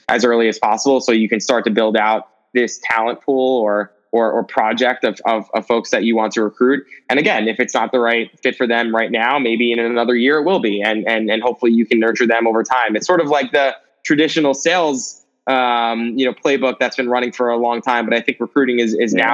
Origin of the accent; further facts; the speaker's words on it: New York City, New York, United States; I grew up in New York City my entire life